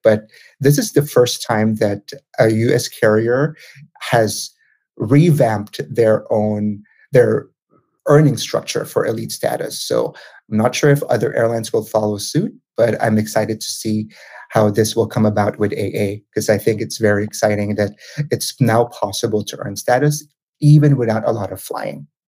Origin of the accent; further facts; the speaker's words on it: Manila, Metro Manila, Philippines; moved away as an adult; now in United States; I'm originally from the Philippines. So I was born and raised in Manila